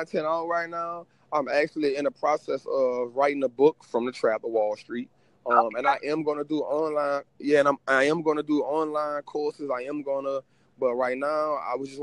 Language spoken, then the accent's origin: English; New Orleans, Louisiana, United States; in the communities where I'm from. I'm from New Orleans